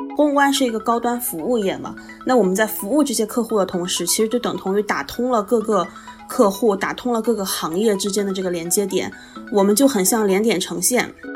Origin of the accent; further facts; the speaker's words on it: Shandong, China; moved away as an adult; also born or lived in Shanghai; now in Hong Kong; 我是山东人嘛，就是我是山东的考生，然后其实我能够去到上海的学校并不是很多